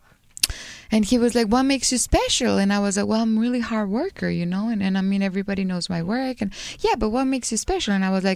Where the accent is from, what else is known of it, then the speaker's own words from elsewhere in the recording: Guadalajara, Jalisco, Mexico; English is a second language; I'm from Guadalajara